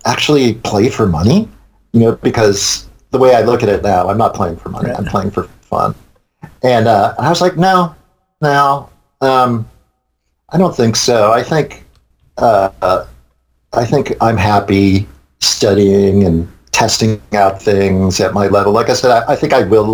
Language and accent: English; New York, United States; moved away; I'm from New York. I lived in New York 22 years